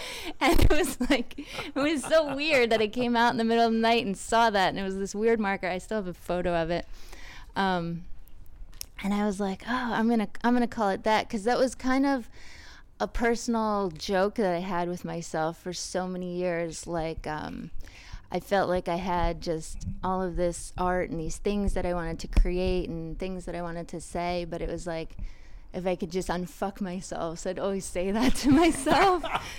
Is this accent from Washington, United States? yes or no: no; Huntington, New York, United States; Huntington, Long Island.